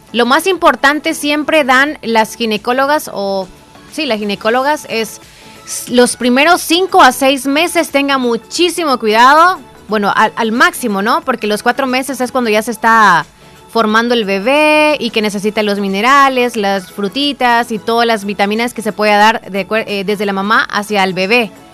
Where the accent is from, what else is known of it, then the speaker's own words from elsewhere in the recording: El Salvador; El Salvador si es nuestro país y ni modo y somos y siempre seguiremos siendo salvadoreños